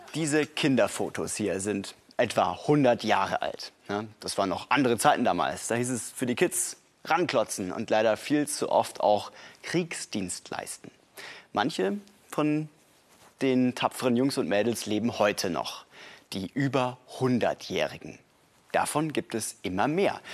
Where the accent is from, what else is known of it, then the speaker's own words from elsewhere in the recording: Tübingen, Baden-Württemberg, Germany; meiner Heimatstadt Tübingen